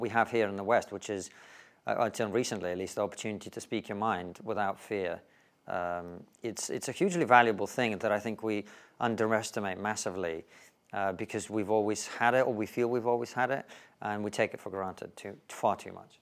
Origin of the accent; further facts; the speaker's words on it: Russia; now in United Kingdom; if you grew up in the Soviet Union, uh, towards the end of it, as I did